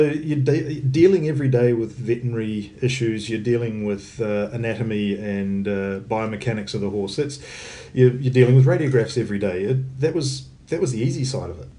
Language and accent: English; New Zealand; also born or lived in United States; I'm probably the only New Zealander with an AW.